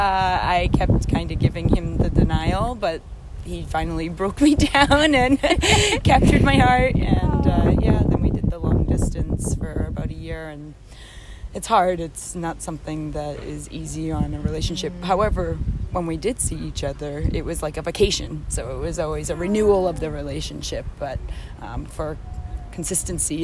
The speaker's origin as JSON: {"language": "English", "town": "Boston", "region": "Massachusetts", "country": "United States", "moved": "as an adult", "lives_now": "Europe", "said": "I am originally from Boston, Massachusetts."}